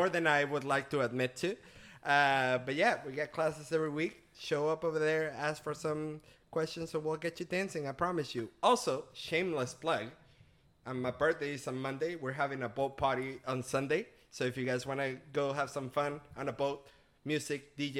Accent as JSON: {"language": "English", "country": "Venezuela", "second_language": "English", "moved": "yes", "lives_now": "United States", "said": "I'm originally from Venezuela. I've been in the States for the past 11 years."}